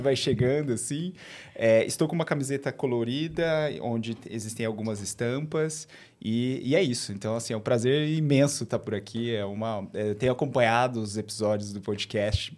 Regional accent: Bauru, São Paulo, Brazil; accent: R puxado (caipira r); vocês vão perceber o meu sotaque, o meu R puxado. Uhum. Eu sou de Bauru, eu sou natural de Bauru, né, interior de São Paulo.

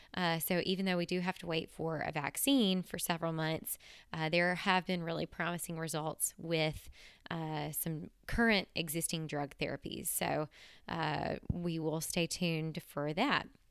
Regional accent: Tennessee, United States; in Tennessee, my home state

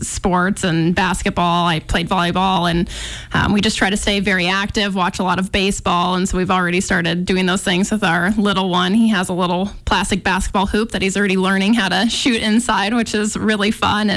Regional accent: Colorado, United States; moved away as an adult; now in Missoula, United States; I grew up in Colorado

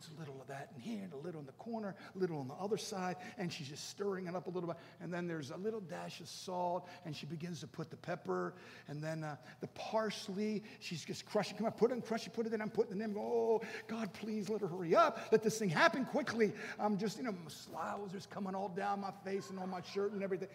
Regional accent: Baltimore, Maryland, United States; I grew up in Baltimore. And I was a little kid

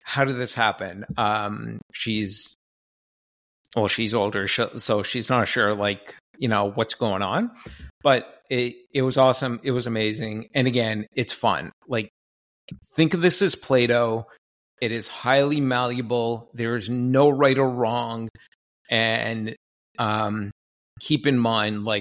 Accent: Canada; I'm from Canada

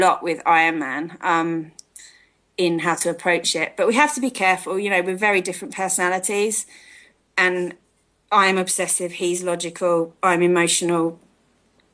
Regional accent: United Kingdom; moved away as an adult; now in South Africa; I was born in near London, and I was brought up there, I carry a British flag with me

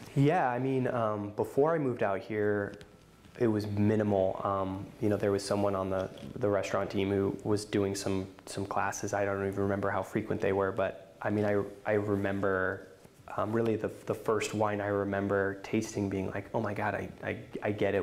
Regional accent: East Coast, Northeast, United States; moved away as an adult; also born or lived in Boston, Massachusetts; now in Oregon, United States; I grew up on the East Coast

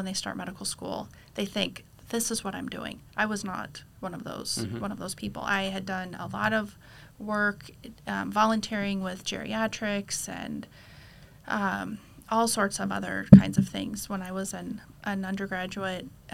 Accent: Reno, Nevada, United States; also born or lived in Fernley, Nevada; after growing up in Reno, I went to UNR for undergrad

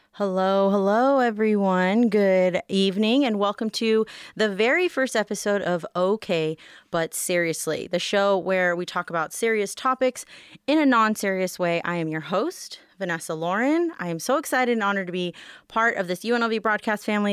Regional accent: Las Vegas, Nevada, United States; I'm born and raised here

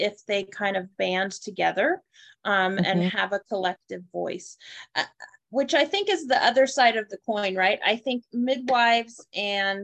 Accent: United States; I am born and raised in America

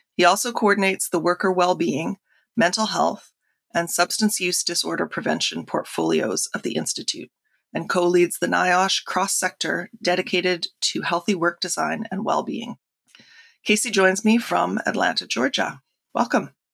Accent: Canada; I'm firstly Canadian

